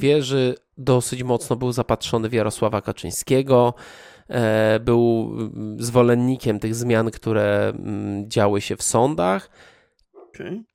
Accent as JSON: {"language": "Polish", "country": "Poland", "tie": "born or raised there", "said": "wychowaliśmy się już w wolnej Polsce"}